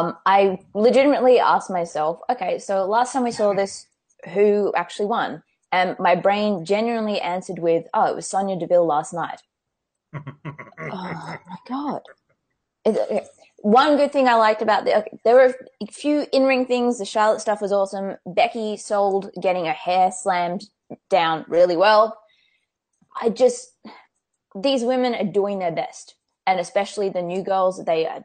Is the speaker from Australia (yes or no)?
yes; Australia; I'm from Australia